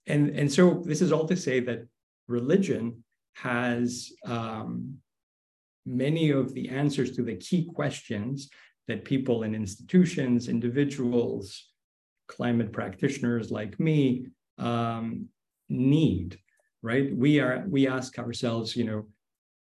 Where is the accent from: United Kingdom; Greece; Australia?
Greece; moved away; my home country of Greece